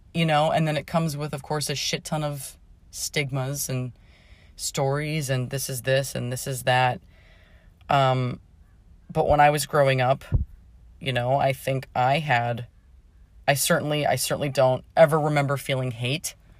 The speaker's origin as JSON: {"language": "English", "town": "Pittsburgh", "region": "Pennsylvania", "country": "United States", "tie": "born or raised there", "said": "I grew up in Pittsburgh"}